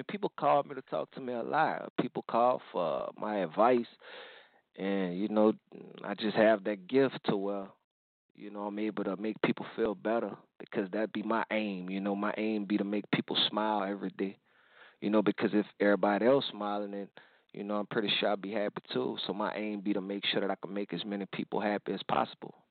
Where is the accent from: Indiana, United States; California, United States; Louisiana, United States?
Louisiana, United States; New Orleans; I come from New Orleans